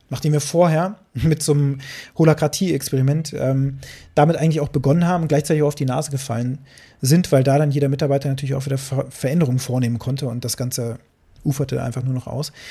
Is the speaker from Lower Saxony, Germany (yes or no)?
yes; Braunschweig, Lower Saxony, Germany; so war das hier in, in Braunschweig. Meine Mutter hat mich da mal einkaufen geschickt